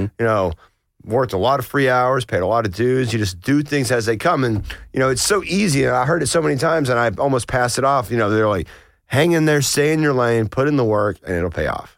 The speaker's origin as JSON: {"language": "English", "town": "Blairsville", "region": "Georgia", "country": "United States", "tie": "born or raised there", "said": "I grew up in North Georgia, in Blairsville"}